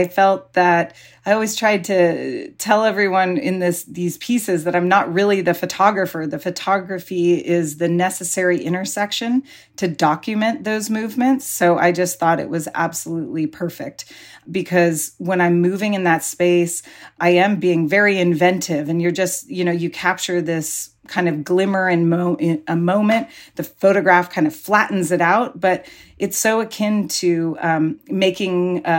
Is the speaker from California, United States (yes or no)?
yes; Pacifica, California, United States; every Saturday when I was growing up in Pacifica, I would be like eagerly trying to get into the ocean